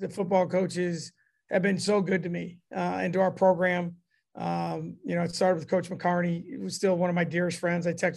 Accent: Davenport, Iowa, United States; now in Ames, United States; I'm originally from Davenport, Iowa.

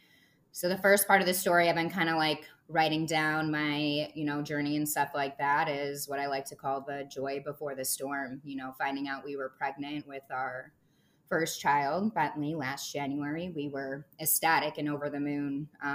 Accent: Michigan, United States; also born or lived in Chicago, Illinois; now in Chicago suburbs, United States; I am born and raised in Michigan, and I live in the suburbs of Chicago, Illinois

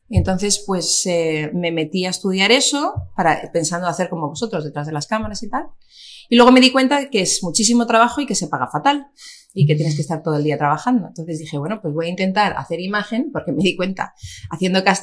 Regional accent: Basque Country, Spain; sí que somos muchos vascos

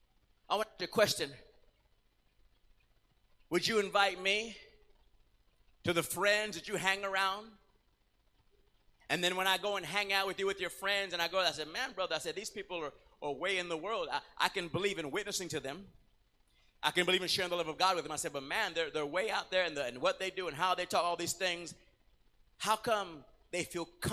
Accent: Puerto Rico; moved away; I was from Puerto Rico

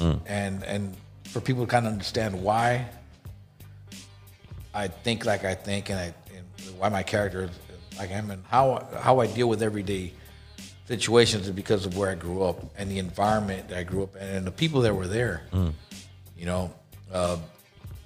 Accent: Los Angeles, California, United States; where I grew up in South Central

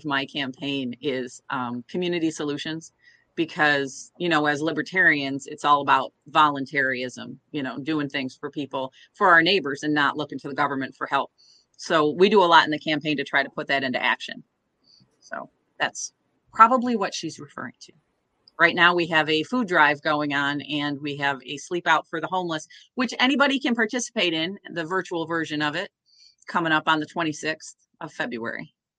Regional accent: Corning, New York, United States; also born or lived in Kentucky / England; So I grew up a lot of places, but most of my time was outside of Corning, New York, which is a little town in the southern tier, in the state, not the city.

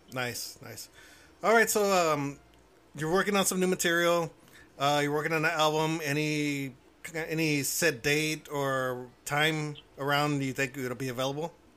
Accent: Houston, Texas, United States; now in Cotulla, United States; I was originally from Houston. Now I'm south of San Antonio

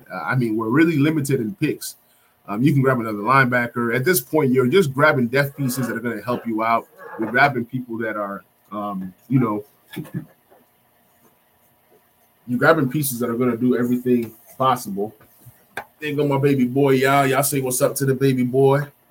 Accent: Nigeria; I'm Nigerian.

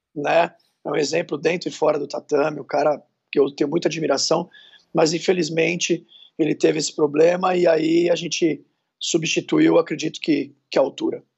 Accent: Santos, São Paulo, Brazil; now in São Paulo, Brazil; eu sou de Santos, mas moramos em São Paulo

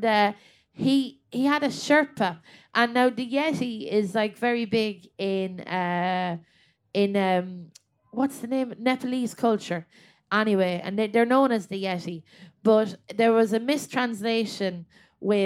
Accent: Westmeath, Leinster, Ireland; I'm from Westmeath

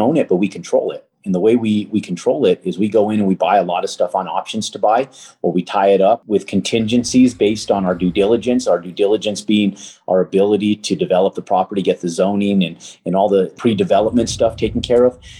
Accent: Albuquerque, New Mexico, United States; moved away as an adult; I'm from Albuquerque, New Mexico

